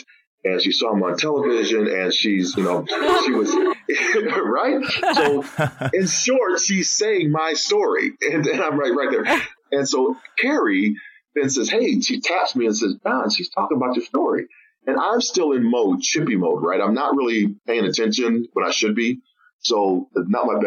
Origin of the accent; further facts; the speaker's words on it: Oak Park, Illinois, United States; we grew up in the Chicagoland area, Oak Park, Illinois.